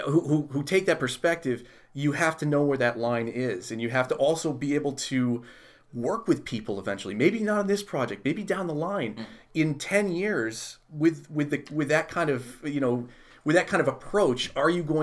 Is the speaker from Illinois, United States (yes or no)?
yes; Chicago, Illinois, United States; I'm a I was from Chicago. Mm. Chicago, I was born there.